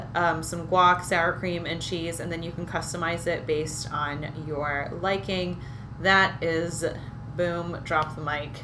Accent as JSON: {"language": "English", "region": "California", "country": "United States", "said": "as a Californian"}